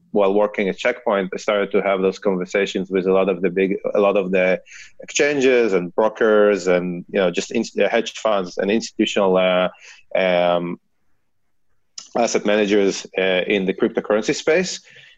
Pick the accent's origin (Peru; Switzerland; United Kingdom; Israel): Israel; accent: Israeli; I actually started in the Israeli Cyber Command, as you can hear from my accent